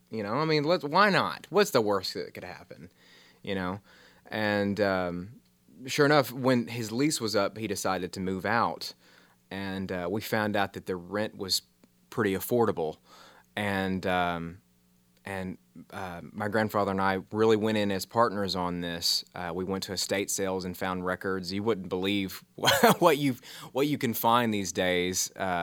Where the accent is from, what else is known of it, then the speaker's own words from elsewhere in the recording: the South, United States; growing up in the South, you sort of have this kind of Southern Gothic kind of upbringing